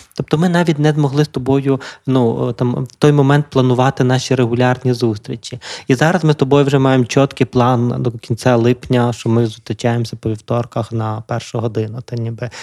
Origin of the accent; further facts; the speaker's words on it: Lviv, Lviv Oblast, Ukraine; питому львівського хлопця, який живе у Львові